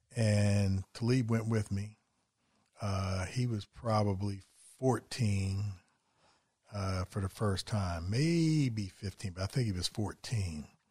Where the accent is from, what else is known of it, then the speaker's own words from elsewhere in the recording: West Virginia, United States; also born or lived in Philadelphia area; now in Philadelphia, United States; I'm from West Virginia